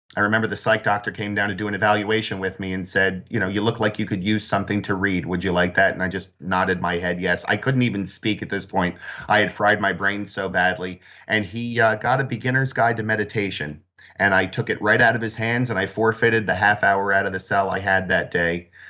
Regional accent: New Jersey, United States; I grew up in South Jersey

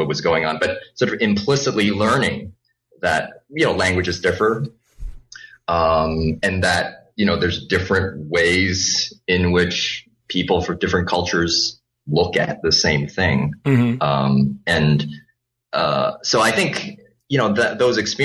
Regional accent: Vancouver, British Columbia, Canada; first language Cantonese; English is a second language; also born or lived in Hong Kong; I was born in Hong Kong. So that's where the Cantonese comes from, a native Cantonese speaker. Moved to Canada when I was relatively young, was 7 years old, and then grew up in Canada, in Vancouver.

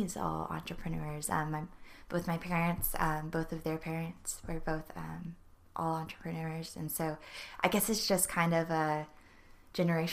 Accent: New Braunfels, Texas, United States; also born or lived in Norman, Oklahoma (family); now in College Station, United States; I was born in Texas

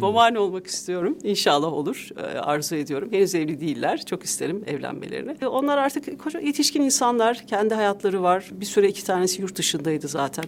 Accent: Tokat, Turkey; also born or lived in Ankara, Turkey; now in Istanbul, Turkey; E, Tokat'ta da anne babamla çocukluğumdan büyüdüğüm ev asıl evim

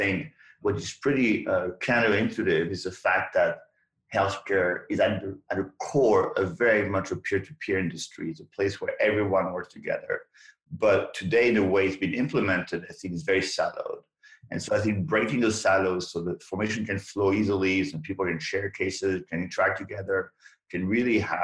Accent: France; moved away as an adult; now in United States; I came from France

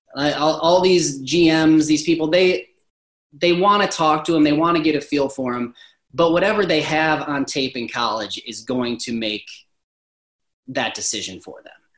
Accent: Toledo, Ohio, United States; moved away as an adult; now in Central Ohio, United States; Toledo, it's my hometown

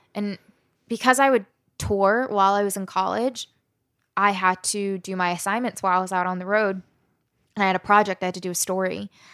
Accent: Southern Maryland, United States; also born or lived in West Virginia / Alabama; grew up in Southern Maryland

